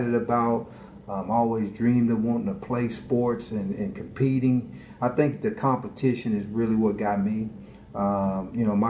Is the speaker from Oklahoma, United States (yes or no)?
yes; Lawton, Oklahoma, United States; moved away as an adult; also born or lived in Cleveland, Ohio / Nebraska; I was born in Cleveland, and so at 8 months old, my mom is from Oklahoma, and so we moved back home to Oklahoma